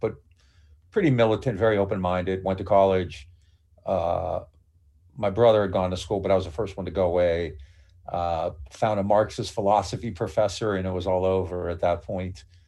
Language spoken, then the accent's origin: English; Niles, Ohio, United States; I grew up in the Mahoney Valley, which is, you know, Youngstown's the best known place, but I'm in a small town, uh, Niles, Ohio